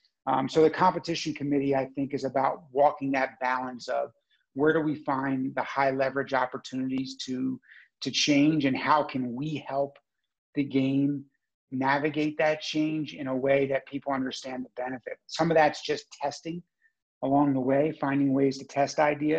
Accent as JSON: {"language": "English", "country": "United States", "tie": "born or raised there", "also_born_or_lived": "Baltimore", "moved": "as an adult", "lives_now": "Canada", "said": "I grew up in the United States"}